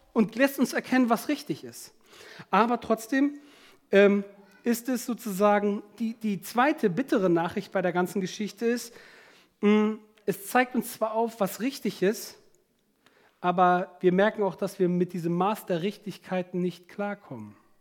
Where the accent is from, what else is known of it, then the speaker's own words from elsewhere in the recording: Germany; bei uns in Deutschland